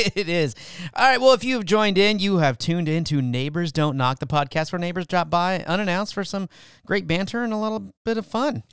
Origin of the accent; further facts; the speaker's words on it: California, United States; now in Texas, United States; I was born in California